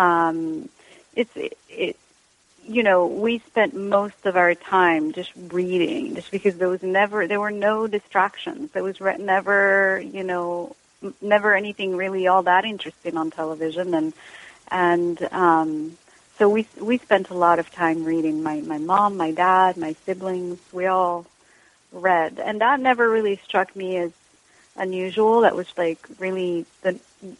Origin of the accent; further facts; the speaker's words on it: Rabat, Rabat-Salé-Kénitra, Morocco; first language Moroccan Arabic; English is a second language; moved away as an adult; also born or lived in England / London; now in Los Angeles, United States; I was born and raised in Morocco.